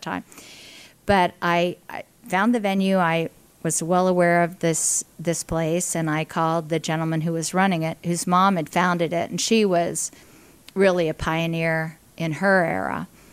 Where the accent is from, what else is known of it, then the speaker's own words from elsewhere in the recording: Indiana, Pennsylvania, United States; I'm a native of Indiana, Pennsylvania, um, an only child